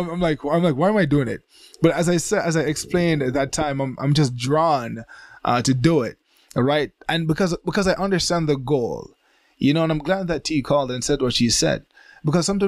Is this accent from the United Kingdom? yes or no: no; Jamaica; now in Japan; I was born in Jamaica